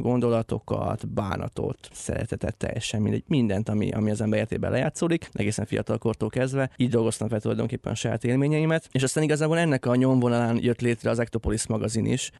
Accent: Lenti, Zala, Hungary; moved away; a szülővárosomban leszek majd, lentiben

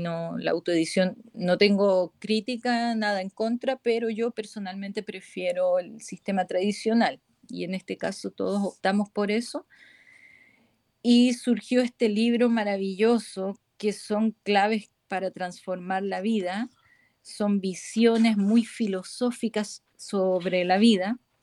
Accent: Chile; moved away as an adult; now in Spain; Me vine a España desde Chile

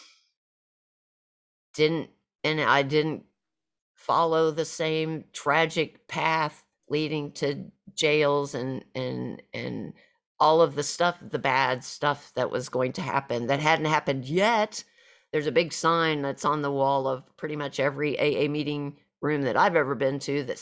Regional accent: Southwest Missouri, United States; moved away as an adult; home for me was back to my hometown of area of Southwest Missouri

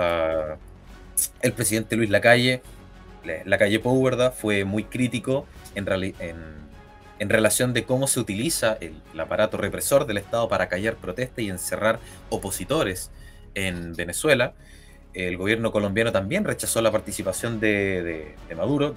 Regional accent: Chile; es más favorable para nosotros como chilenos

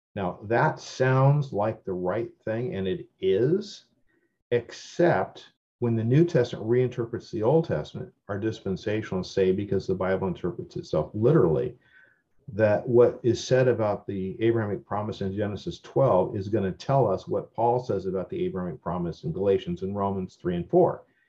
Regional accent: United States; born in America. I'm an American citizen by birth

